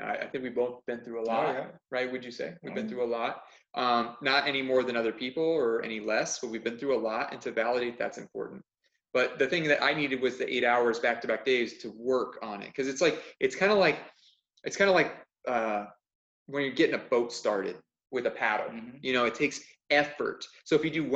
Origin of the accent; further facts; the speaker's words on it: Arizona, United States; I'm from Arizona.